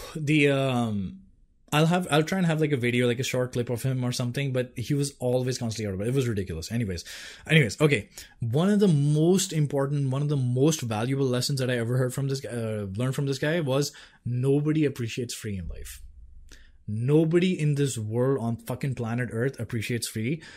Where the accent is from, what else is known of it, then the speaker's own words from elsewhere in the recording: Delhi, India; I'm from Delhi.